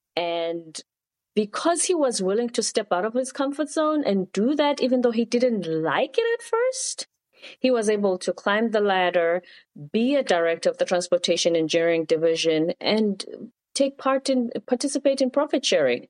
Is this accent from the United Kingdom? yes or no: no; South Africa; moved away; also born or lived in South Korea; I'm from South Africa. At the time, my country was going through political changes